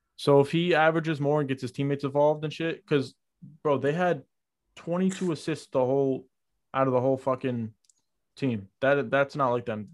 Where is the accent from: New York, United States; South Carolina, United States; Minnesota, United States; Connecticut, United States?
New York, United States; I'm from New York